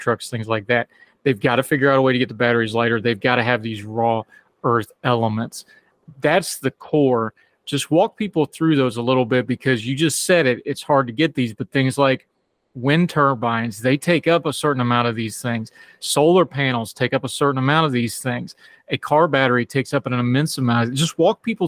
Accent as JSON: {"language": "English", "region": "West Virginia", "country": "United States", "said": "I'm also from West Virginia"}